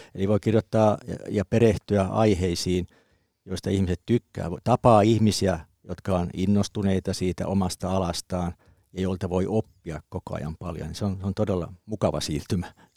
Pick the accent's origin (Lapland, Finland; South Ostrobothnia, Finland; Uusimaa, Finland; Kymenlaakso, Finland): Kymenlaakso, Finland; Kuusankoski; Mä oon Kymenlaaksosta Kuusankoskelta, eli metsä oli siinä takapihalla